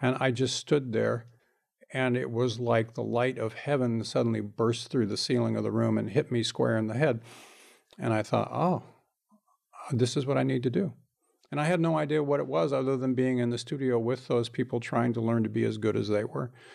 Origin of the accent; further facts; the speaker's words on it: Bakersfield, California, United States; I grew up in Bakersfield